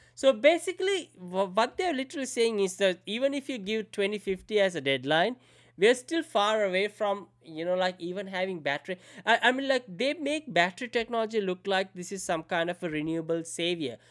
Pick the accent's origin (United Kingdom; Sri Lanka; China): Sri Lanka; moved away; I grew up in Sri Lanka, so I didn't know much about the Western culture